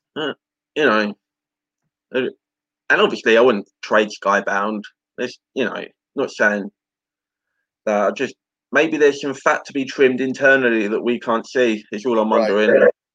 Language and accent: English; England, United Kingdom; as an Englishman